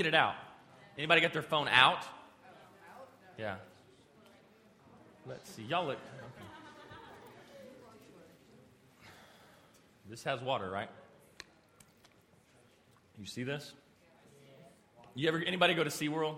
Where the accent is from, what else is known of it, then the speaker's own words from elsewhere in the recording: Amarillo, Texas, United States; I'm from Amarillo.